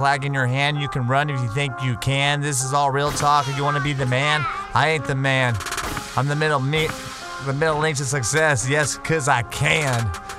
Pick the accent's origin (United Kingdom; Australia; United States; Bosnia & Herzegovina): United States; California; I'm from El Dorado County.